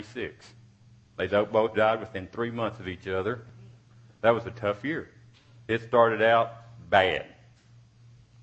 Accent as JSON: {"language": "English", "town": "Odessa", "region": "Texas", "country": "United States", "tie": "born or raised there", "said": "I was born in Odessa, Texas in 1957, May 23rd"}